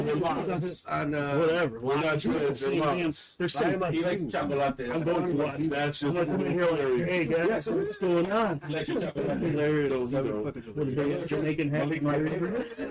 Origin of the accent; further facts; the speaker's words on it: Holland, Michigan, United States; I'm from Holland. I'm from Holland.